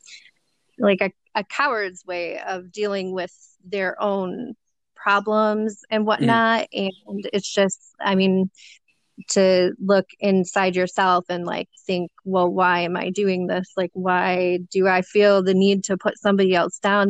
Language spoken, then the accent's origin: English; Detroit, Michigan, United States; I'm from Detroit, Michigan, born and raised